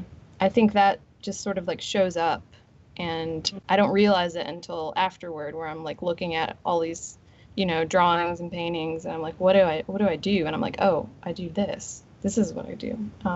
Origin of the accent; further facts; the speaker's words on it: Meridian, Mississippi, United States; So I grew up in Meridian, and during the summer, I would do these like art camps, and we would go to the second floor of the Meridian Museum of Art